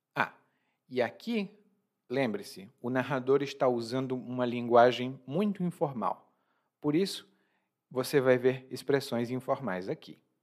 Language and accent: Portuguese; Brazil; eu sou brasileiro